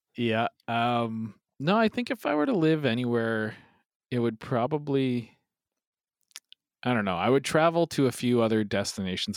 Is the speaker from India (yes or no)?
no; Sherwood Park, Alberta, Canada; also born or lived in Edmonton; I, I grew up in Sherwood Park